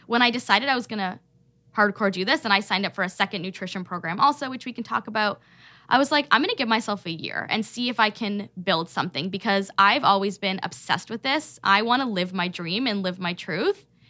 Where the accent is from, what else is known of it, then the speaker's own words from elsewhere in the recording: Toronto, Ontario, Canada; moved away as an adult; also born or lived in Michigan; now in Detroit area, Michigan, United States; I am Canadian. I grew up in Toronto.